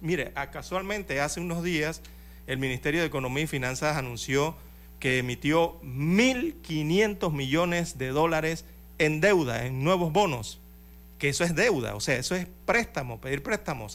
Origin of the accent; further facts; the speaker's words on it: Panama; somos todos los panameños